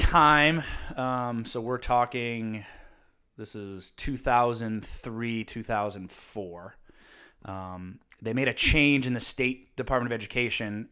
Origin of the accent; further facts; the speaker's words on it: Windsor Locks, Connecticut, United States; growing up in Windsor Locks and playing multi-sports